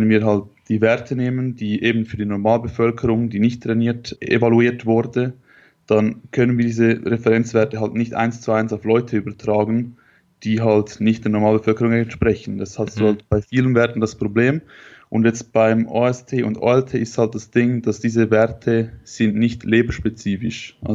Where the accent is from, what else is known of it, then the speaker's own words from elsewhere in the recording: Switzerland; ich komme aus der Schweiz.